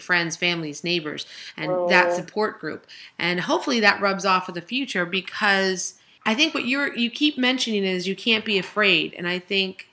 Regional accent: California, United States; now in Philadelphia, United States; when I grew up in California, I had cousins and aunts and uncles all around me all the time

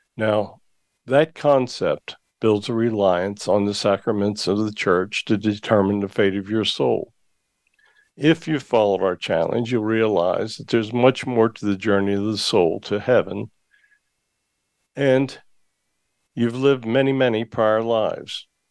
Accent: Hershey, Pennsylvania, United States; I was born in the Hershey area, uh, about an hour's drive from Gettysburg

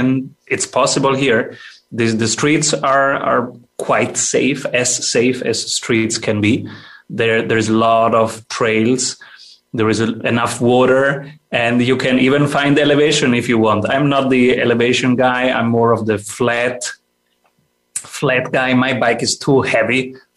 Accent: Italy; now in Austria; I am from Italy, and I moved to Austria

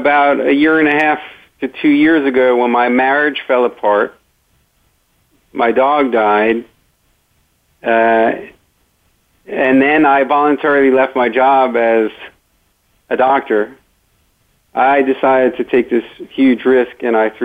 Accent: Great Neck, New York, United States; I grew up in Great Neck, New York

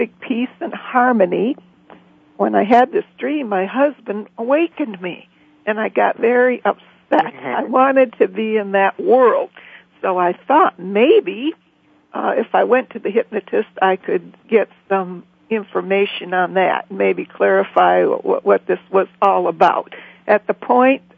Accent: Michigan, United States; moved away; we moved back to Michigan, which is my home state

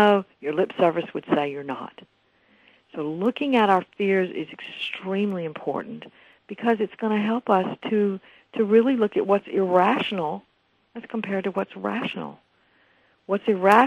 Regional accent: the South, United States; I grew up in the South

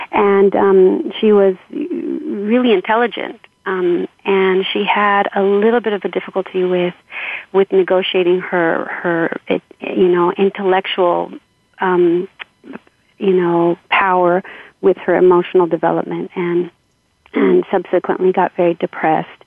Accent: Los Angeles, California, United States; grew up in Southeast LA um, uh, in a family of seven children

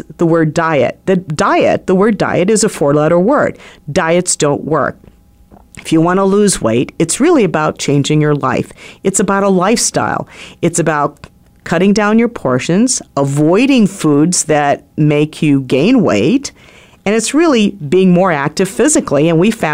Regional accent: Philippines; now in United States; I'm Filipino

